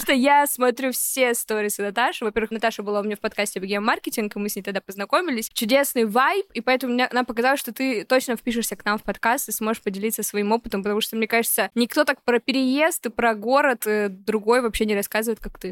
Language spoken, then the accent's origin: Russian; Vologda, Vologda Oblast, Russia; moved away as an adult; also born or lived in Saint Petersburg; в 18 лет из своего родного города Вологда